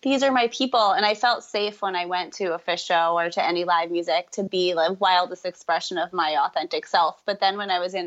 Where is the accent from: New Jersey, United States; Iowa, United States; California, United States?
New Jersey, United States; Ringwood; now in Vermont, United States; I'm from Ringwood, New Jersey